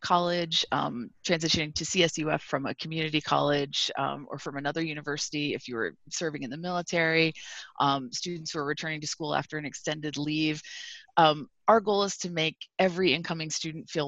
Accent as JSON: {"language": "English", "region": "upstate New York", "country": "United States", "tie": "born or raised there", "moved": "yes", "said": "I grew up in upstate New York"}